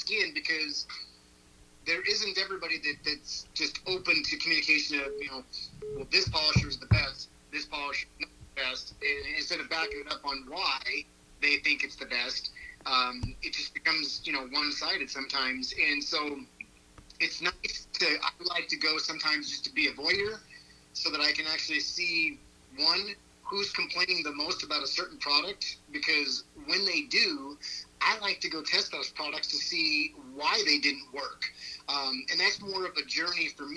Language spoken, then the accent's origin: English; Colorado, United States; now in Buckeye, Arizona, United States; I'm from Colorado originally.